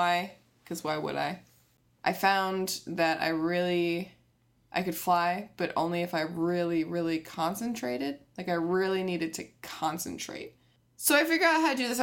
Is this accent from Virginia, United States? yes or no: no; Connecticut, United States; I'm from Connecticut